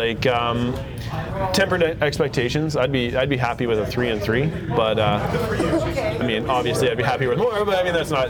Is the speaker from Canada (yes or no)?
yes; Canada; We're Canadian.